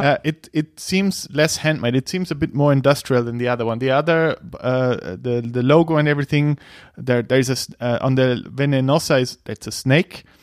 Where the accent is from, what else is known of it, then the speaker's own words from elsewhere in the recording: Bavaria, Germany; I'm from Germany, Bavaria.